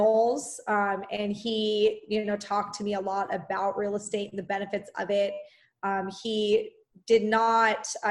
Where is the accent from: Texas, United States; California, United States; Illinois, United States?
California, United States; Orange County; I am from Orange County, California